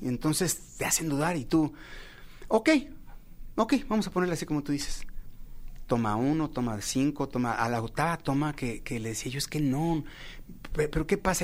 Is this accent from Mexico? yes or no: yes; Mexico; todos los mexicanos